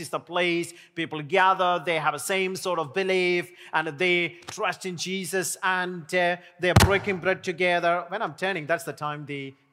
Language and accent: English; India; now in Sheffield, United Kingdom; I'm an Indian